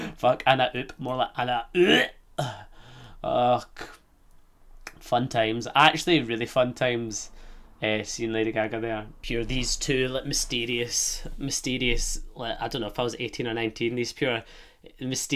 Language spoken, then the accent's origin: English; Scotland, United Kingdom; accent: Scottish; also born or lived in Fremantle, Australia; I'll have this Scottish accent